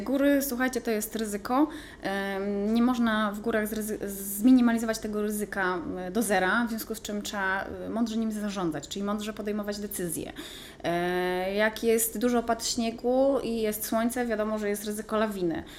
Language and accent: Polish; Pomeranian Voivodeship, Poland; also born or lived in Gdynia; nie jestem e, góralką, jestem kaszubką.